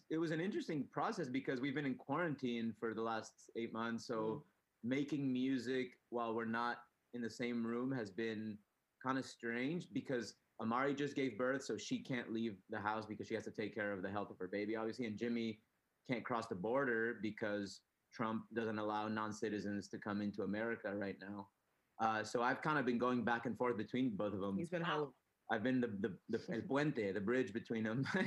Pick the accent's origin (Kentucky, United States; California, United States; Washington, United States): California, United States; San Diego; also born or lived in Tijuana; the idea was like growing up in San Diego and Tijuana